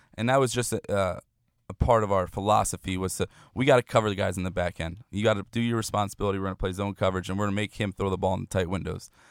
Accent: New Jersey, United States; moved away; growing up in New Jersey

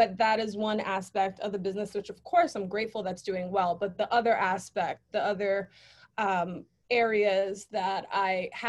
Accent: New York City, New York, United States; I lived all over the Bronx, but that area is where I was raised

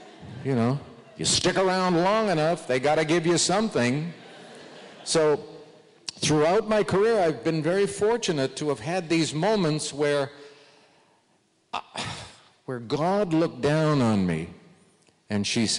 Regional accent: Sudbury, Ontario, Canada; moved away as an adult; also born or lived in California; I grew up in Sudbury

